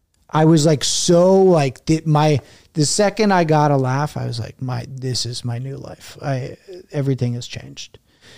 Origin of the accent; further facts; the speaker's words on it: Bergen County, New Jersey, United States; moved away as an adult; also born or lived in Indiana / Pittsburgh; I grew up in Jersey. I went to school in Indiana. And then I moved to Pittsburgh after college